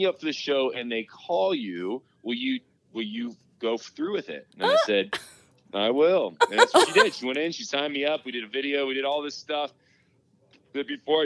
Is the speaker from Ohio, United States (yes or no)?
no; Indiana, United States; moved away as an adult; now in Denver, United States; I grew up in Indiana. I moved to Denver out of college to pursue a job out here.